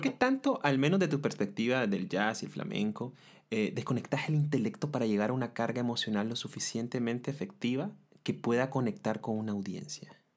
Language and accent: Spanish; Nicaragua